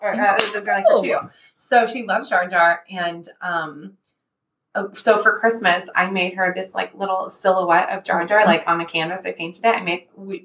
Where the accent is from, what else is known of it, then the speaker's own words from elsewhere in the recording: Ohio, United States; I'm from Ohio.